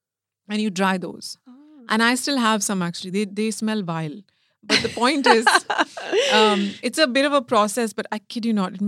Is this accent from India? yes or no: yes; India; now in United Kingdom; being Indian and sort of understanding, you know, being like multilingual, because I understand, I don't speak everything fluently, but I understand.